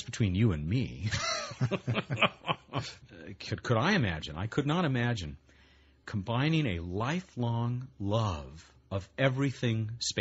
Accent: Los Angeles, California, United States; also born or lived in South Bay, California / Long Beach, California; I grew up in this area. I grew up not in the Pasadena area where the Planetary Society is headquartered. I was born in L.A., moved down toward the South Bay Area, and have lived in Long Beach now for over 20 years

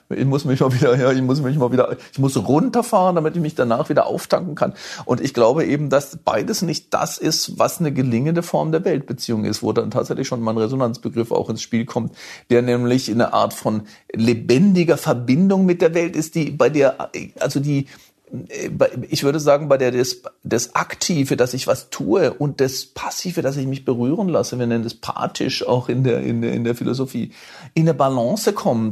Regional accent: Hochschwarzwald, Baden-Württemberg, Germany; moved away; also born or lived in London; in meinem Heimatdorf, in, im, im, im Hochschwarzwald

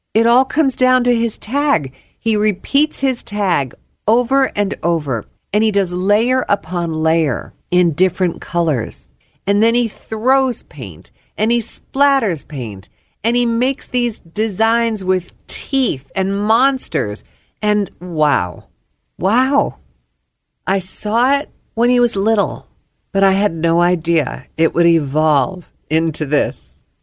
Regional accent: New York, United States; now in Dallas, United States; I am a New Yorker.

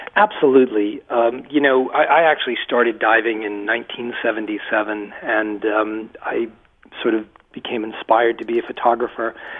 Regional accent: Massachusetts, United States; moved away as an adult; also born or lived in Rhode Island; now in Maine, United States; I spent my entire life uh, in Massachusetts in a little textile mill town about uh, 35 miles west of Boston

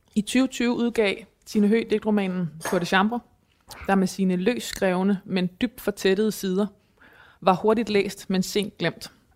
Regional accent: Thy, Northwest Jutland, North Denmark Region, Denmark; jeg kommer fra Nordvestjylland i Thy

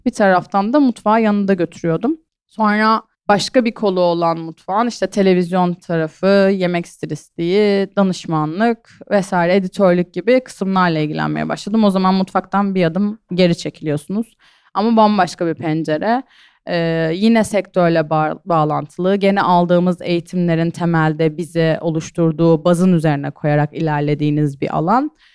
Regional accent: İskenderun, Hatay, Turkey; Ben zaten işte Hataylıyım, İskenderunluyum

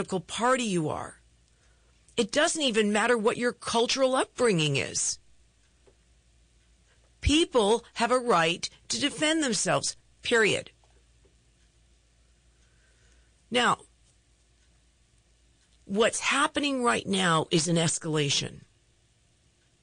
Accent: Bethesda, Maryland, United States; I grew up in Bethesda, Maryland

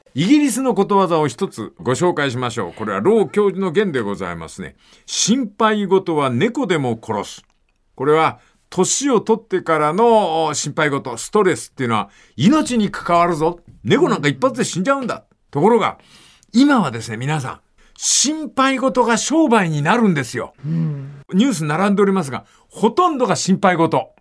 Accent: Fukuoka, Japan; moved away

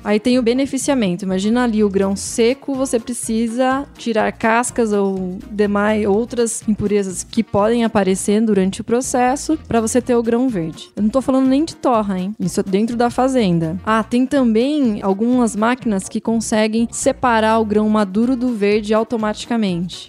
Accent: Paulínia, São Paulo, Brazil; eu sou de Paulínia

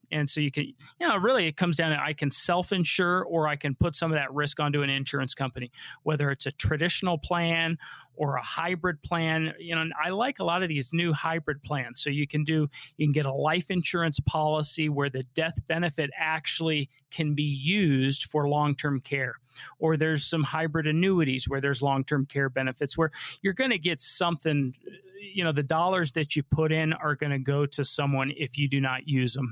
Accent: Colorado, United States; Colorado, this is my home state. I was born and raised

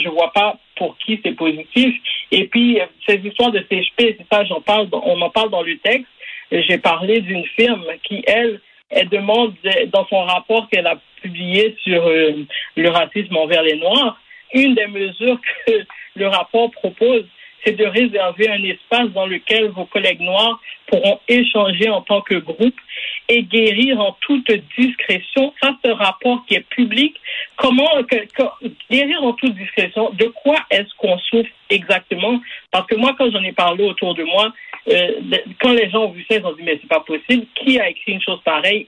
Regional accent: Quebec, Canada; On est tous des Québécois ici

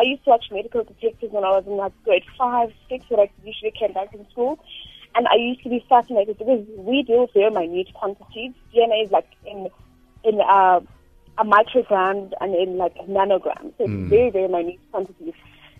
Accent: Soweto, Gauteng, South Africa; And so I'm deep in Soweto.

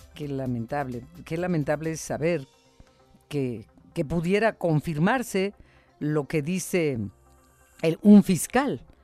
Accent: Mexico; nos sentimos orgullosos de ella como mexicanos

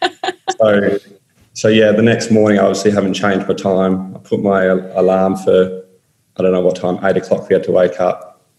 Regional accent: Australia; geez, I'm an Australian, why is he trying to help me?

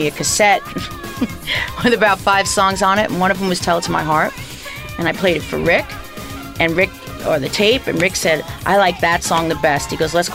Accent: New York, United States; I'm from New York

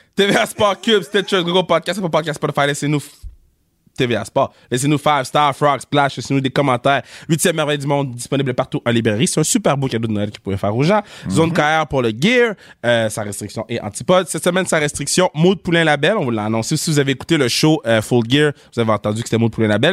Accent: Laval, Quebec, Canada; on vient de Laval

